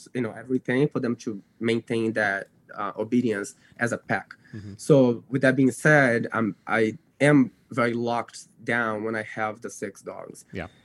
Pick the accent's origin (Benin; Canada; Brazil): Brazil; English is a second language; moved away as an adult; now in United States; because I was born in the U.S., I grew up in Brazil.